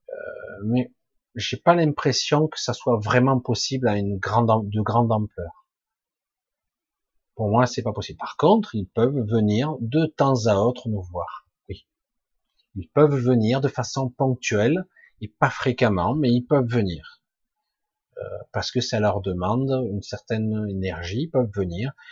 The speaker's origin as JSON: {"language": "French", "region": "Provence-Alpes-Côte d'Azur", "country": "France", "said": "Ben moi, j'étais du 13, maintenant je suis dans le 07."}